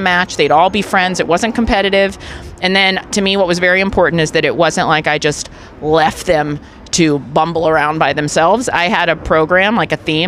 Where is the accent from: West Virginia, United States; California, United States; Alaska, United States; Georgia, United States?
Georgia, United States; Johns Creek; moved away as an adult; now in New York, United States; when I moved to New York from Johns Creek, Georgia in 2010